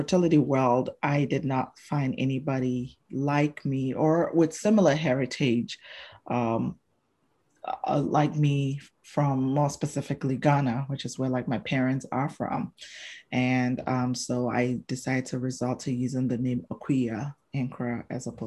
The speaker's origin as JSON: {"language": "English", "country": "Botswana", "tie": "born or raised there", "moved": "yes", "said": "who I grew up with in Botswana, because that's where I spent my formative years"}